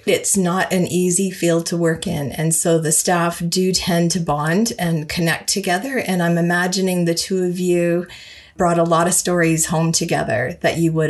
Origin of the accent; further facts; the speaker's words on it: Brandon, Manitoba, Canada; Brandon, Manitoba, my hometown.